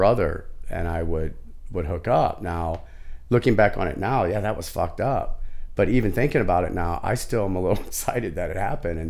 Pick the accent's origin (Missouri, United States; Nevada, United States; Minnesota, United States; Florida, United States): Missouri, United States; St. Louis; moved away as an adult; also born or lived in Santa Cruz, California; I'm a gay man, right? Came out really, really early. And growing up in South St. Louis